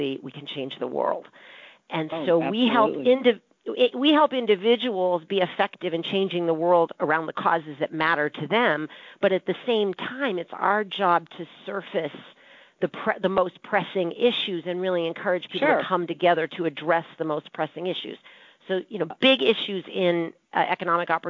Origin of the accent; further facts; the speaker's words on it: Boston, Massachusetts, United States; I was born in Boston